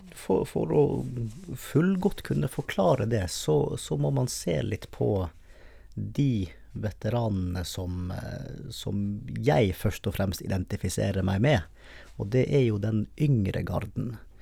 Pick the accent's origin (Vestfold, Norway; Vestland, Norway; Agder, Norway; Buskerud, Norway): Vestland, Norway; Bergen; når jeg var hjemme i Bergen